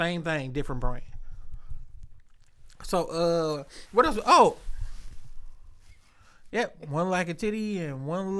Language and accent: English; Detroit, Michigan, United States; I am from Detroit.